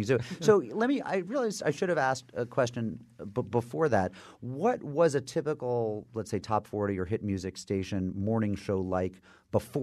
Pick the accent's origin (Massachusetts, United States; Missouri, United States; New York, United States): Massachusetts, United States; Springfield; Springfield, my hometown